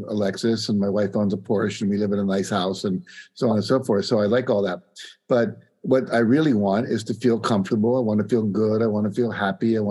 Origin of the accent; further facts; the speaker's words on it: West Virginia, United States; I grew up in West Virginia, which, you know, was one of the poorer states in the union back then, still is.